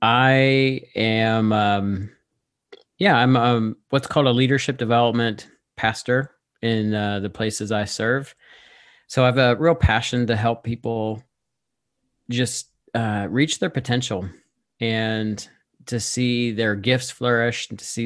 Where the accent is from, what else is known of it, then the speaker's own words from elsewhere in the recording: United States; moved away as an adult; now in Ontario, Canada; We've lived here in Ontario for 5.5 years. We're from the States and we moved here for work and it's been fun. We love Canada.